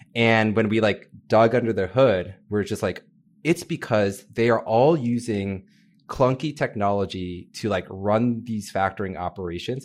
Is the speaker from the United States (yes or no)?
yes; Northern Virginia, United States; moved away as an adult; also born or lived in San Francisco / New York City; I grew up in Northern Virginia, so a little bit outside of D C